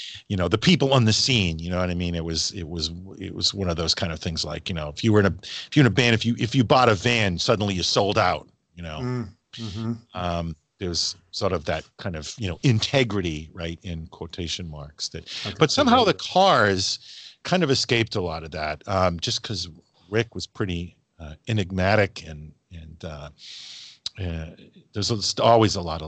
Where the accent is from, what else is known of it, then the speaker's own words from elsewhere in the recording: Massachusetts, United States; now in New Hampshire, United States; I live in New Hampshire, I grew up in Massachusetts. I grew up about an hour outside of Boston.